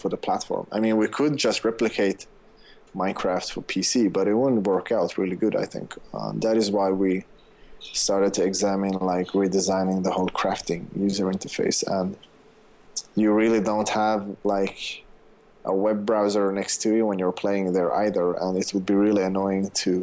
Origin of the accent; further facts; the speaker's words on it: Sweden; I'm from Sweden.